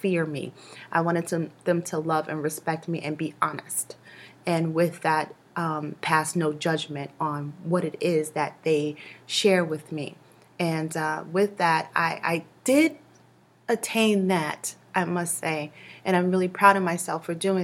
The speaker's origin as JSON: {"language": "English", "town": "New York City", "region": "New York", "country": "United States", "tie": "born or raised there", "said": "growing up in Brooklyn."}